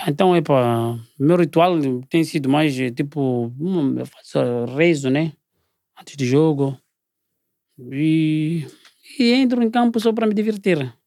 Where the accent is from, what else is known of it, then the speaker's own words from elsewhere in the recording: Maputo, Mozambique; moved away as an adult; also born or lived in South Africa; Eu sou daqui do Maputo